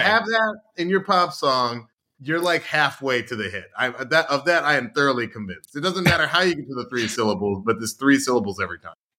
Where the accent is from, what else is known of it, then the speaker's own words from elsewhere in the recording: Atlanta, Georgia, United States; I grew up in Atlanta